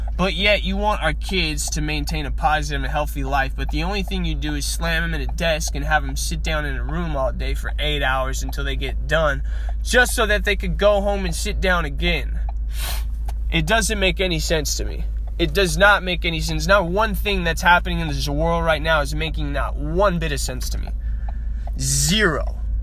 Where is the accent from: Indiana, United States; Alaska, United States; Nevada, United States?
Nevada, United States; Las Vegas; growing up in Las Vegas, Nevada, I graduated with a 1.7 GPA